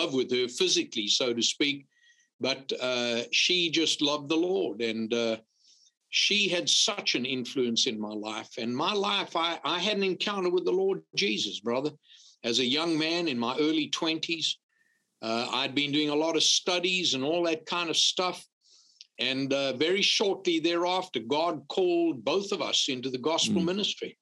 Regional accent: Zululand, KwaZulu-Natal, South Africa; moved away as an adult; also born or lived in Louisiana; now in South Carolina, United States; I was born in South Africa, actually in Zululand on the Upper East Coast, and grew up in a wonderful family

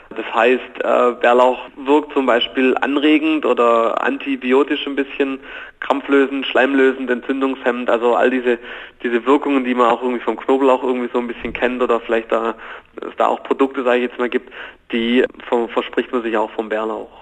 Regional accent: Germany; bei uns in Deutschland

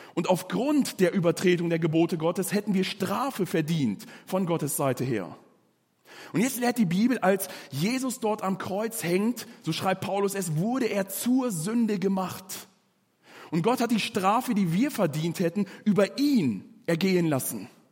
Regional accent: Germany; bei uns in Deutschland

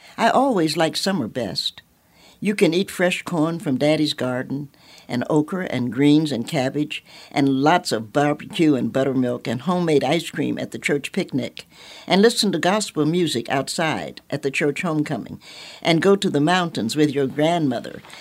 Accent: Knoxville, Tennessee, United States; I'm a Knoxvillian by birth

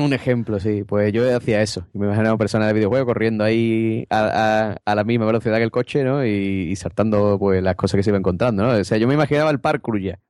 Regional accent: Cádiz, Andalusia, Spain

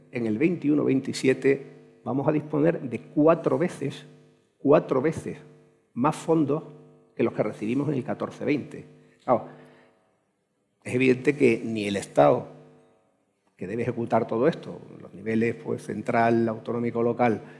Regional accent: Andalusia, Spain; como andaluz es un, honor, de verdad, poder compartir este rato con, con, vosotros, porque efectivamente soy andaluz, hasta la médula.

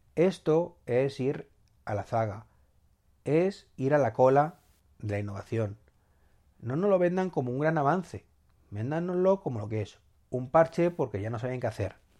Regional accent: Madrid, Community of Madrid, Spain; los que somos o sois o somos, sí, de Madrid

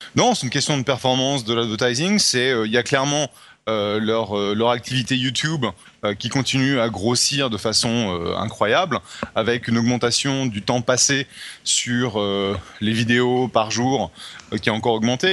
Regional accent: France; accent: French; mon accent français

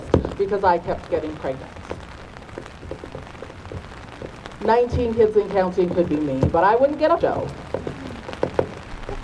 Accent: Nigeria; I'm Nigerian

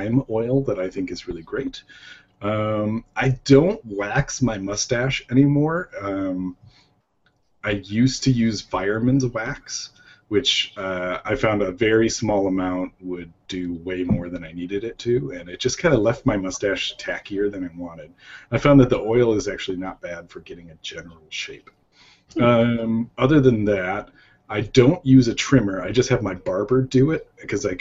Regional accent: Chicago, Illinois, United States; I'm from Chicago, or around Chicago. The suburbs of Chicago.

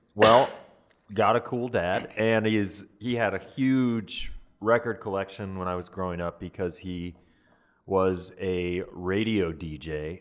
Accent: Atlanta, Georgia, United States; moved away; my hometown of Atlanta, Georgia

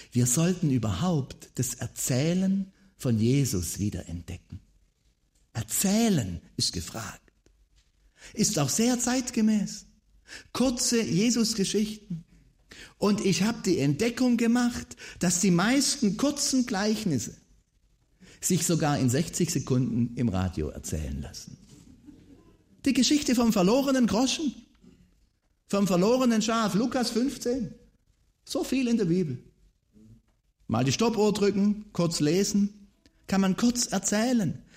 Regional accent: Baden-Württemberg, Germany; Als Schwabe weiß man mit dem VfB Stuttgart, das funktioniert nicht.

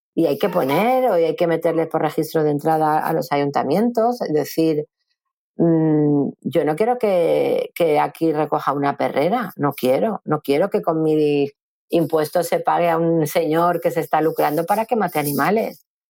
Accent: Madrid, Community of Madrid, Spain; moved away as an adult; now in Valencia, Spain; yo vivía en Madrid, porque yo soy de Madrid, vivía muy cerca de, la Plaza de Toros de las Ventas

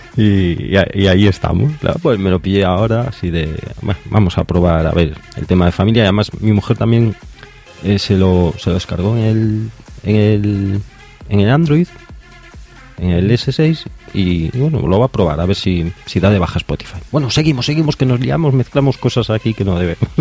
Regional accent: Galicia, Spain; de Coruña, de aquí de donde soy yo, de Galicia

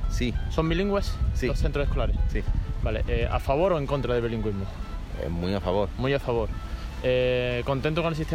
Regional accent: Italy; porque yo soy italiano

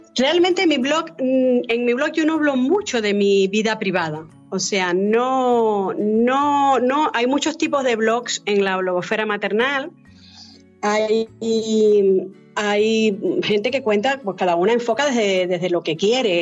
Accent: Cuba; moved away; yo nací en Cuba y me eduqué en Cuba

